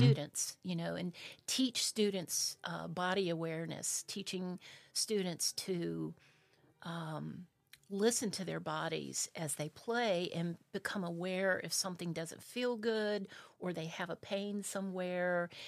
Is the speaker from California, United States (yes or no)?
no; South Carolina, United States; also born or lived in Spartanburg, South Carolina; I'm originally from South Carolina. Uh, my dad was a Methodist minister